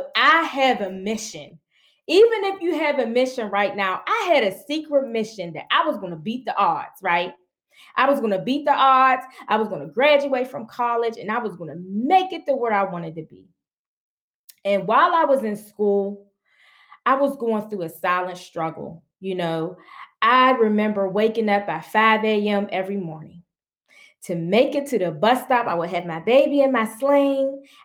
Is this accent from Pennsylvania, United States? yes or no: yes; Pittsburgh, Pennsylvania, United States; I'm from Pittsburgh, Pennsylvania. And I was born in one of the poorest communities in Pittsburgh, Pennsylvania, called Homewood Brushton. Being brought up in poverty